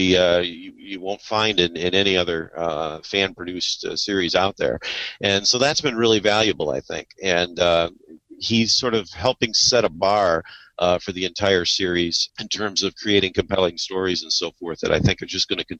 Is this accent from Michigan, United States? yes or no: yes; Kalamazoo, Michigan, United States; Kalamazoo, Michigan, which is my hometown